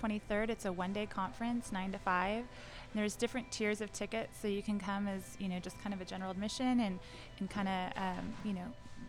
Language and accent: English; Orange County, Southern California, United States; moved away as an adult; now in Dallas, United States; I'm from Orange County.